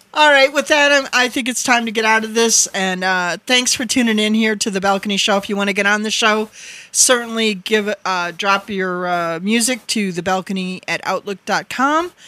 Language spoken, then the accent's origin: English; Wisconsin, United States; accent: Wisconsin; moved away; my my Wisconsin accent